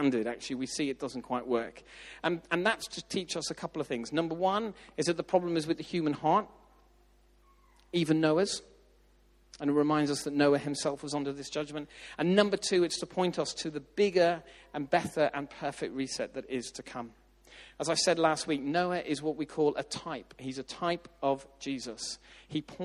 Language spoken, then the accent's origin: English; Ireland; moved away; I grew up in Southern Ireland